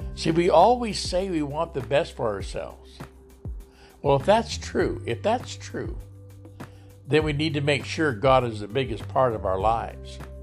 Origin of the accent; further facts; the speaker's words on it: Lodi, United States; here in my hometown of Lodi